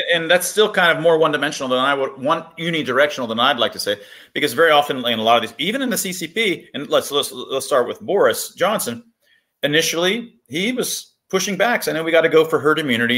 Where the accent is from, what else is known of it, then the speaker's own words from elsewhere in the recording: United States; I was born in America.